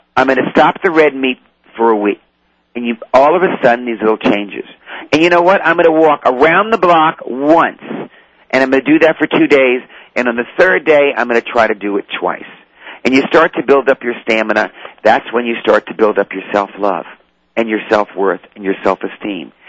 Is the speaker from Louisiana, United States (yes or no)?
yes; New Orleans, Louisiana, United States; I was raised in the French Quarter in New Orleans